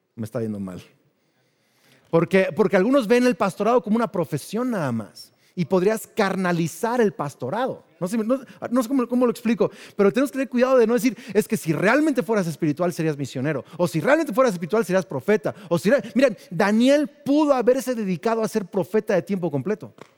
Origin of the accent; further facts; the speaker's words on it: Mexico; crecimos en México